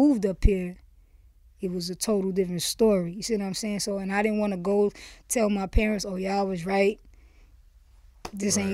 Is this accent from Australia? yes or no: no; Miami, Florida, United States; moved away as an adult; now in New York, United States; Originally born and raised in Miami. Grew up there, went to college for 1 year. When I was 18, I moved to New York